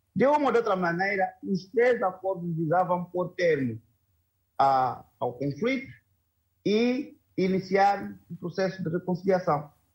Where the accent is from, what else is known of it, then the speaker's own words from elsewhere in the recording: Mozambique; estamos, como moçambicanos